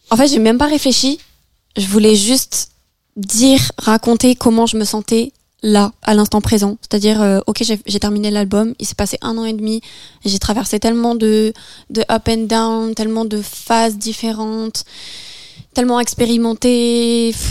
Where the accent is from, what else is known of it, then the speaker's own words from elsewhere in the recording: France; first language French; où j'ai ressenti le besoin de m'exprimer dans ma langue natale j'ai l'impression que c'est aussi tout un travail euh, psychologique que j'ai fait, euh, c'est-à-dire d'accepter aussi mon retour en France.